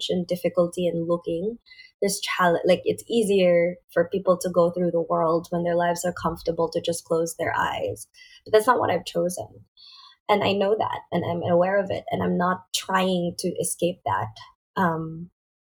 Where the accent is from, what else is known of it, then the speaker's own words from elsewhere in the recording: Philippines; I was a kid from the Philippines